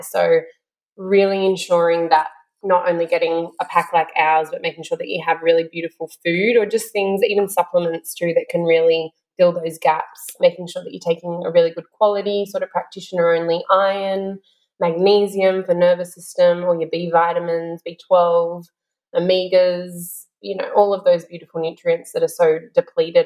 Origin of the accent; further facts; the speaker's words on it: Sunshine Coast, Queensland, Australia; now in Melbourne, Australia; I grew up on the Sunshine Coast